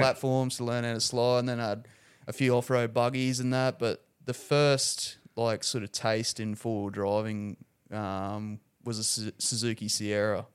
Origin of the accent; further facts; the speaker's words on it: Rockhampton, Queensland, Australia; I'm pretty proud to come from Rockhampton